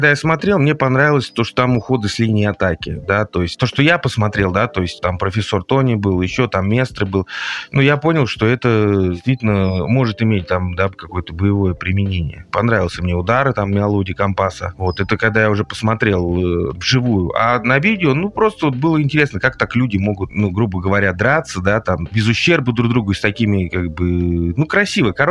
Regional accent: Moscow, Russia; born there; я родился в Москве, соответственно, с детства я занимался, э, как бы интересовался борьбой

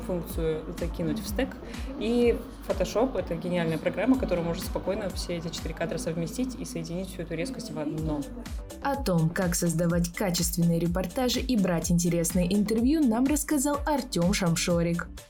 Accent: Izhevsk, Udmurtia, Russia; я из города Ижевск

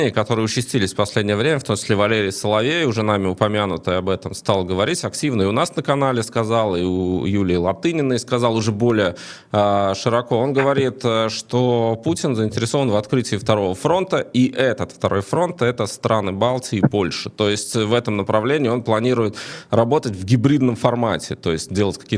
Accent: Latvia; потому что мы из Латвии, да.

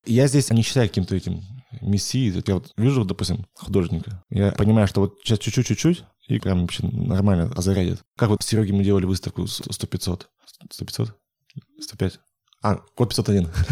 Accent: Yekaterinburg, Sverdlovsk Oblast, Russia; я был единственный из Екатеринбурга там

